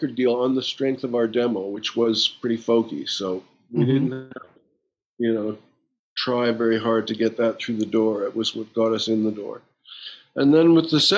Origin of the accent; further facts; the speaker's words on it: Winnipeg, Manitoba, Canada; started in my hometown with Morley Walker at the Winnipeg Free Press